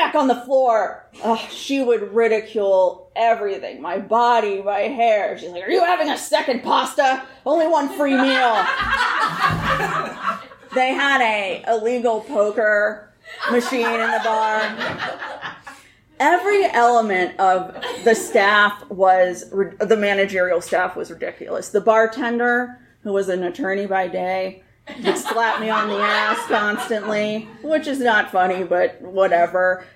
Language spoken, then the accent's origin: English; Pittsburgh, Pennsylvania, United States; I grew up in Pittsburgh